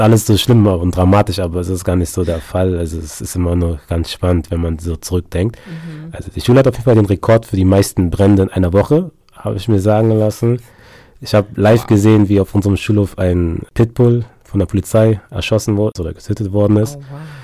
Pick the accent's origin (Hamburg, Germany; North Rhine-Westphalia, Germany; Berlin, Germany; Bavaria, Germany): Berlin, Germany; also born or lived in Munich / England; Ich bin in Berlin geboren und aufgewachsen, habe aber ghanaische Eltern